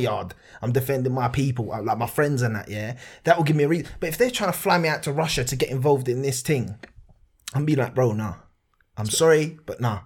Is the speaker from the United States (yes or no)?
no; England, United Kingdom; I'm not English, I'm Italian. I was born here, it still says British